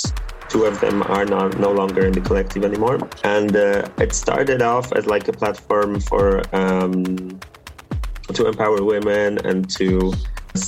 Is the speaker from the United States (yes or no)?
no; Toruń, Kuyavian-Pomeranian Voivodeship, Poland; I was living in a very small town. I'm from Torun, from a city that's like 160,000 occupants.